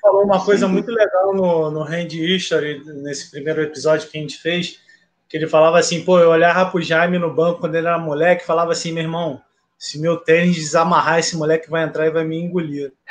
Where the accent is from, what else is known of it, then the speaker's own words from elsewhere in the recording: Rio de Janeiro, Brazil; eu sou carioca